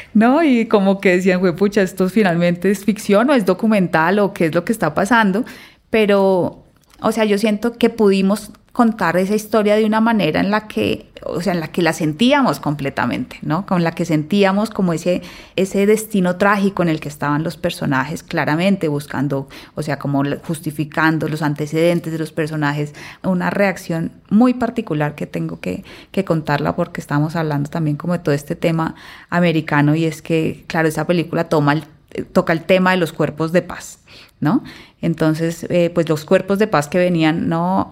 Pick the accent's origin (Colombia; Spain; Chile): Colombia; como colombiana